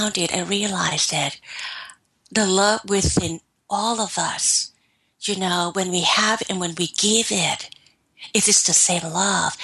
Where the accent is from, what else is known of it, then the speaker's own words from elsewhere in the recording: Thailand; moved away; I'm from Thailand